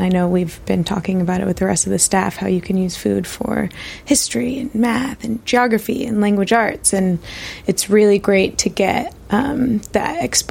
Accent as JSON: {"language": "English", "area": "Orange County", "region": "California", "country": "United States", "tie": "born or raised there", "moved": "yes", "lives_now": "Bay Area, United States", "said": "I've been living in the Bay Area for quite some time now. I grew up in Orange County"}